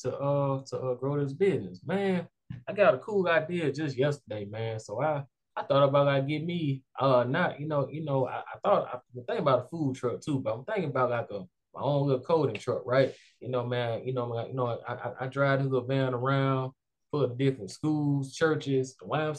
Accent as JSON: {"language": "English", "town": "Montgomery", "region": "Alabama", "country": "United States", "tie": "born or raised there", "said": "I grew up in West Montgomery"}